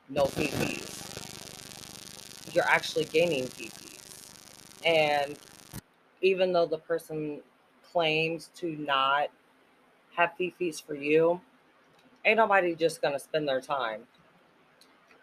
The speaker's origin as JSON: {"language": "English", "region": "Missouri", "country": "United States", "accent": "Jersey", "said": "I'm from Missouri, but when I'm mad, I talk like I'm from Jersey."}